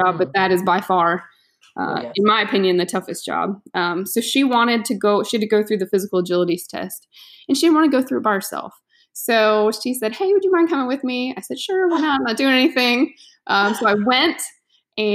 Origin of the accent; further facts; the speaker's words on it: Florida, United States; I'm from Florida, born and raised here, not in the county I'm living